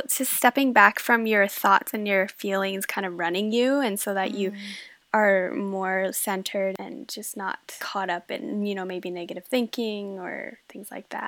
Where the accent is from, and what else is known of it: Denmark; born there